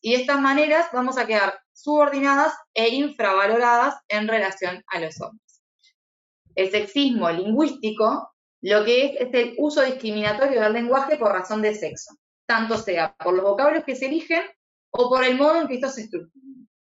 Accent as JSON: {"language": "Spanish", "country": "Uruguay", "said": "yo soy de Uruguay"}